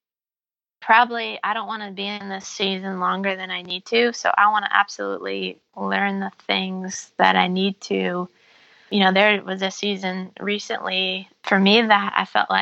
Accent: Iowa, United States; growing up in Iowa

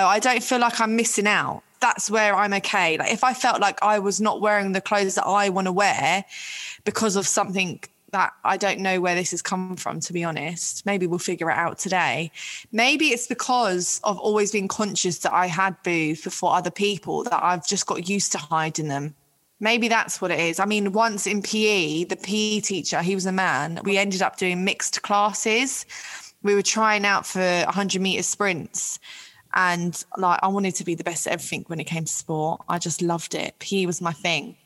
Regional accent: London, United Kingdom; I'm from Ealing in West London.

